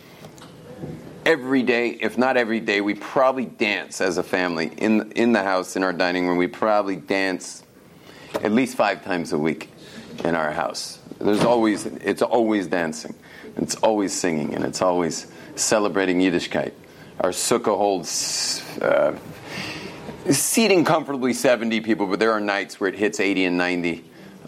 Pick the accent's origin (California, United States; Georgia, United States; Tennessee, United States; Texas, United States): California, United States; Los Angeles; moved away as an adult; also born or lived in Jerusalem; I grew up in Los Angeles, where people actually speak English. But my English comes from West Los Angeles